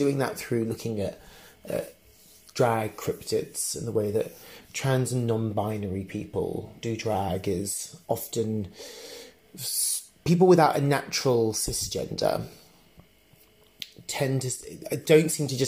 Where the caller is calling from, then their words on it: Berlin, Germany; I'm calling you from Berlin.